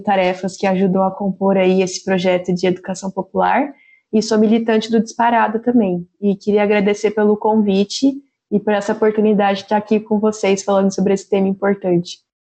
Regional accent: São José dos Campos, São Paulo, Brazil

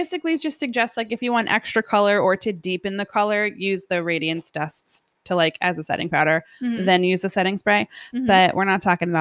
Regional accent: New York, United States; We're from New York.

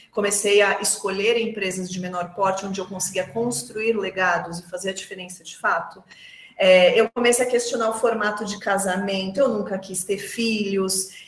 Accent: Brazil; sou brasileira

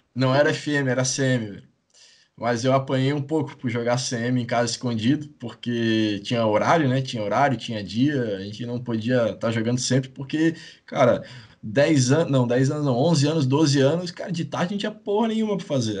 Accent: Itajaí, Santa Catarina, Brazil; also born or lived in Maringá; Sou de Itajaí, nascido

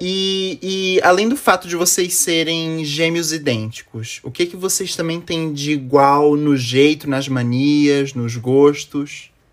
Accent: Florianópolis, Santa Catarina, Brazil; Eu sou de Floripa, Santa Catarina.

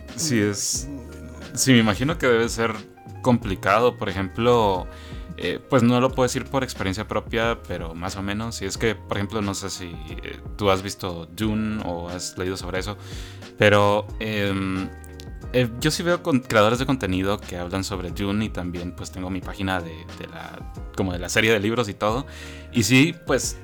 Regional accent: Guatemala; yo soy de Guatemala

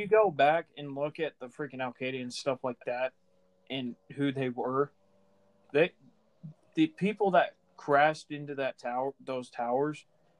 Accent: United States; as an American, that hurts

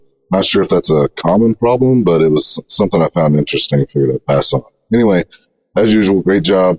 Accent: Texas, United States; I'm actually born and raised in Hunt County, so I am true blue, dyed-in-the-wool Texan here.

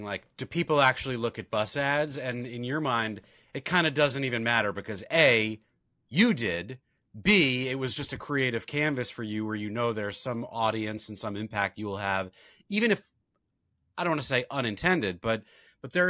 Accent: New York, United States; I'm a New Yorker forever

